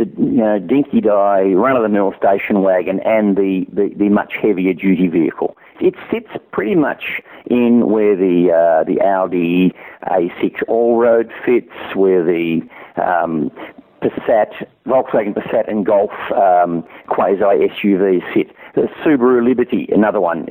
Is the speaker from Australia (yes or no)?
yes; Australia